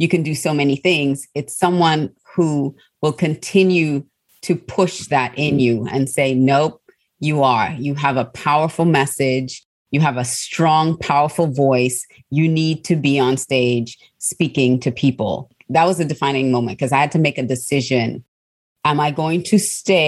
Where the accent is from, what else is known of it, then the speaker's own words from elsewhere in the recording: Australia; also born or lived in Trinidad; I was born in Trinidad and I grew up in Australia